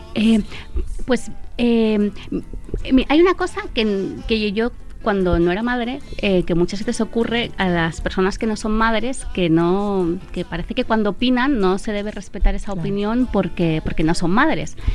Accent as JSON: {"language": "Spanish", "country": "Italy", "tie": "born or raised there", "moved": "yes", "lives_now": "Spain", "said": "yo soy italiana"}